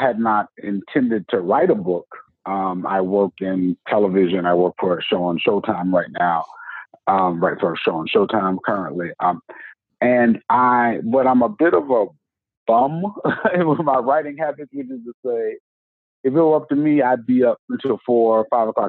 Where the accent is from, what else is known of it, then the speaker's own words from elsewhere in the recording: the South, United States; I'm from the South